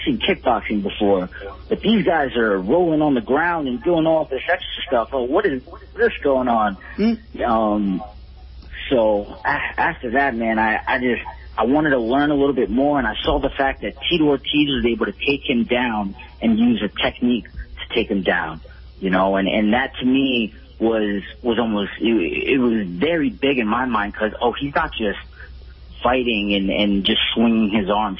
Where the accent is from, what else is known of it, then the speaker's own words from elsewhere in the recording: New Jersey, United States; also born or lived in New York; now in New York City, United States; I was born and raised in New Jersey